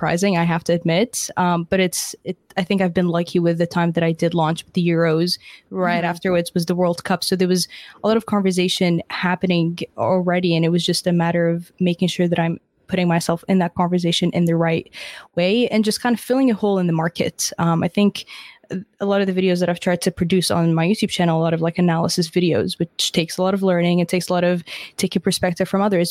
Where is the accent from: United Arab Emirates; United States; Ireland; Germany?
United Arab Emirates; Dubai; now in Canada; I was born and raised in Dubai, so I didn't actually grow up in Canada